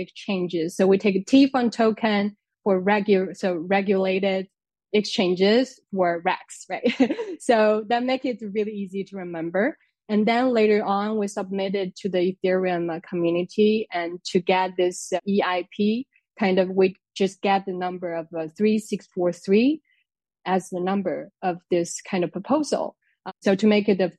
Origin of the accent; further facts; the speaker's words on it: China; moved away as an adult; now in France; I'm originally from China